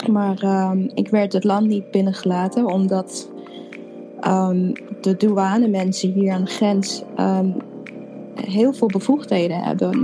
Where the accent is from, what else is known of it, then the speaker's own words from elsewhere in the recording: Apeldoorn, Gelderland, Netherlands; moved away as an adult; also born or lived in Suriname / Amsterdam; now in Chicago, United States; daarna ben ik opgegroeid in Apeldoorn.